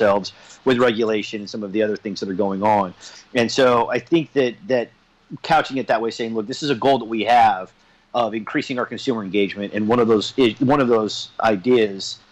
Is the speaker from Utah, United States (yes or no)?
yes; Salt Lake City, Utah, United States; moved away; I grew up in Salt Lake City, Utah